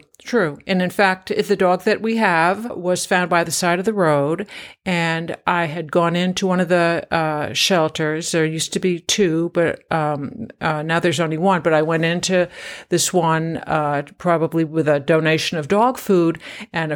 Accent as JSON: {"language": "English", "region": "New York", "country": "United States", "tie": "born or raised there", "moved": "yes", "lives_now": "Kentucky, United States", "said": "I was born in New York City and grew up about an hour outside of New York"}